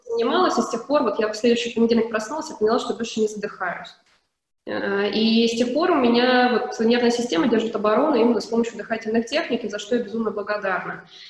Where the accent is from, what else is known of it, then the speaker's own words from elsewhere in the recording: Krasnodar, Krasnodar Krai, Russia; moved away; я вообще сама из Краснодара